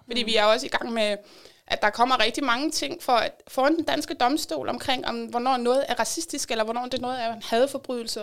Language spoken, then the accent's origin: Danish; Denmark; vores identitet som danskere